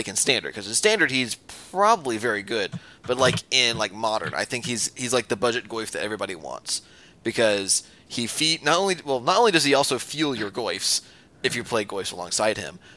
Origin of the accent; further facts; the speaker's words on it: Nashville, Tennessee, United States; I am from Nashville. I'm currently calling in from Nashville